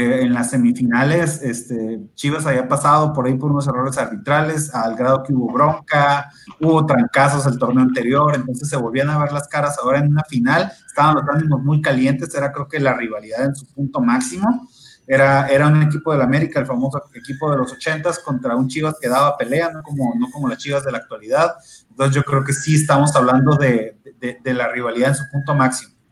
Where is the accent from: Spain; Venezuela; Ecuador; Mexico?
Mexico; ganamos nomás uno, pero honrado. Porque somos mexicanos.